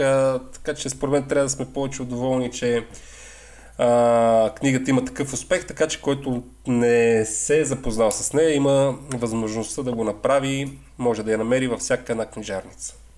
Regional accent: the Northwest, Northwest Bulgaria, Bulgaria; ние, които сме от Северозапада

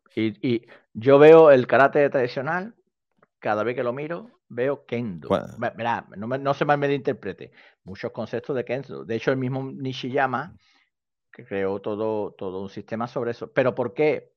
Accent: Seville, Andalusia, Spain; soy sevillano, sevillano

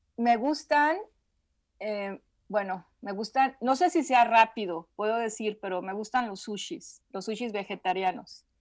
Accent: Guadalajara, Jalisco, Mexico; Soy de Guadalajara.

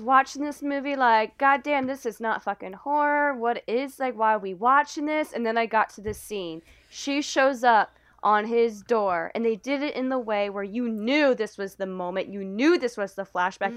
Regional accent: the South, United States; now in Boston, United States; growing up in the South

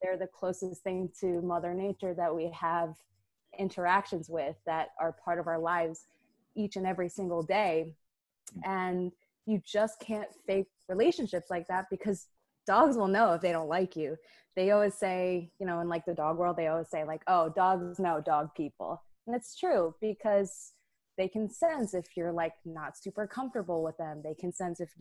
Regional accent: Tenafly, New Jersey, United States; moved away as an adult; also born or lived in Rhode Island; now in New York City, United States; we grew up in Tenafly, New Jersey, cute little town, in Bergen County

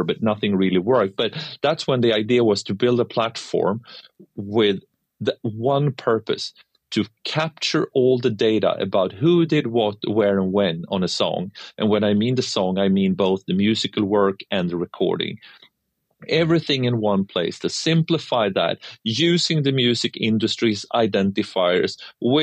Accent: Sweden; from my hometown in Sweden

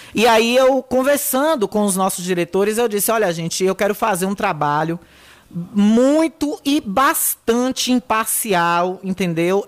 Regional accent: Riachão do Jacuípe, Bahia, Brazil; minha terra linda, Riachão do Jacuípe

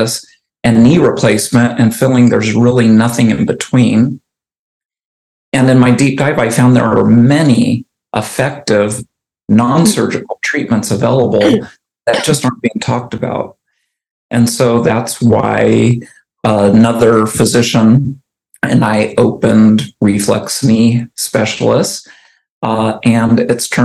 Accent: Arizona, United States; moved away as an adult; now in Oregon, United States; I moved from Arizona, where I grew up, to Oregon

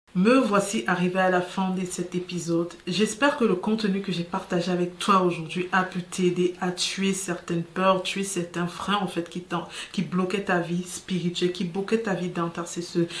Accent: Cameroon; chez nous au Cameroun

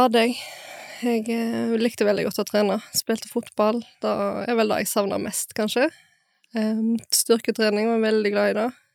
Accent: Bømlo, Vestland, Norway; Jeg er fra Bømlo

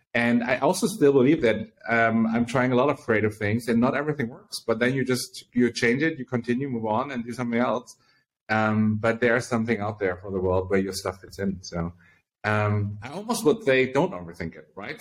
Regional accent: Berlin, Germany; I was born in Berlin, Germany, and grew up here

